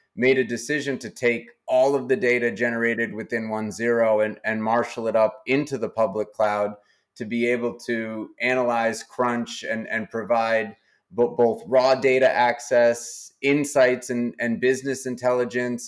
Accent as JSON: {"language": "English", "region": "New Hampshire", "country": "United States", "tie": "born or raised there", "said": "I was born and, and have spent most of my life in New Hampshire"}